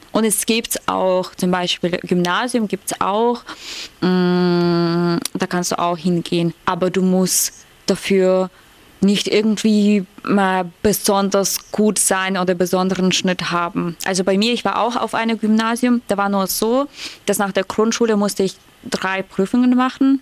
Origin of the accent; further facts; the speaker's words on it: Ukraine; moved away; als Ukrainerin